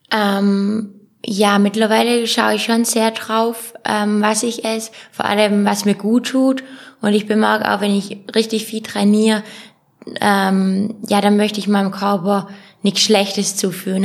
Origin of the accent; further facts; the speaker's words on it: Ulm, Baden-Württemberg, Germany; ich bezeichne auch Ulm als meine Heimat